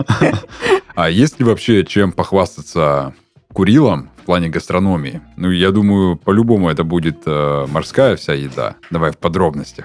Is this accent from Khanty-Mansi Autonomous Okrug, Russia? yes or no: yes; Surgut, Khanty-Mansi Autonomous Okrug, Russia; now in Krasnodar, Russia; до моего родного города, до Сургута